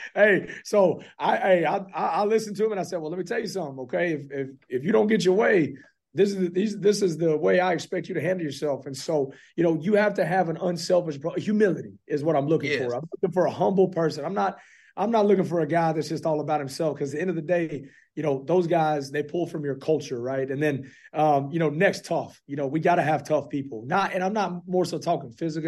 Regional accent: Fort Worth, Texas, United States; now in Clarksville, United States; I'm originally from Fort Worth, Texas

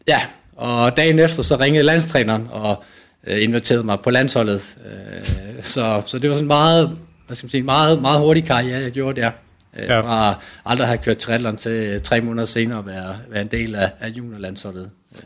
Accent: Nyborg, Southern Denmark, Denmark; jeg kommer fra Nyborg af, øh, hvor jeg var med i løbeklubben

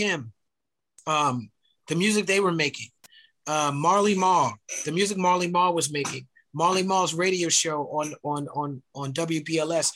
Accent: New York City, New York, United States; I was born and raised in Brooklyn, New York

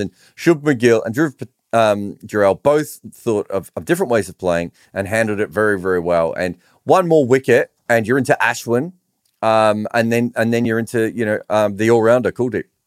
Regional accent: Australia; I grew up in Australian cricket when they were really good

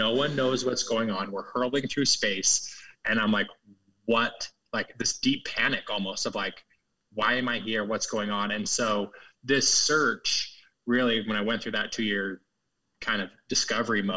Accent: Utah, United States; growing up in Utah, where I grew up as a, you know, Christian, conservative, upper middle class, white neighborhood

